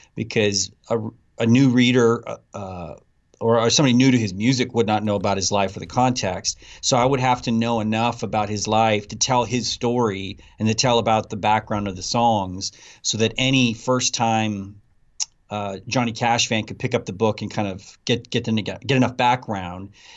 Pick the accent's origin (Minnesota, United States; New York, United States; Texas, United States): Texas, United States; Abilene; my hometown in Abilene, Texas